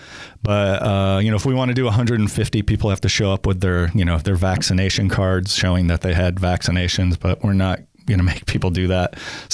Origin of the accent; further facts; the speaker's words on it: Rochester, New York, United States; he grew up in Long Island, I grew up in Rochester.